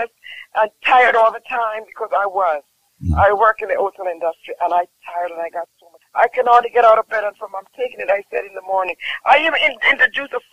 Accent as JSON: {"language": "English", "country": "Jamaica"}